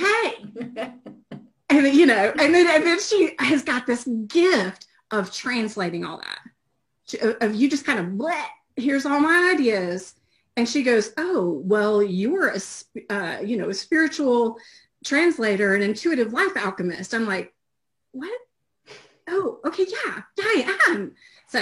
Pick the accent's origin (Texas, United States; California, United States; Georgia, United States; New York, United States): Georgia, United States; I'm also from Georgia in the U.S.